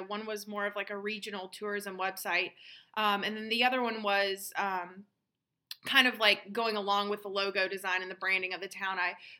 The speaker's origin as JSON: {"language": "English", "country": "United States", "tie": "born or raised there", "said": "learning the customs and kind of like the gender roles and how that is different from our background from growing up in the States."}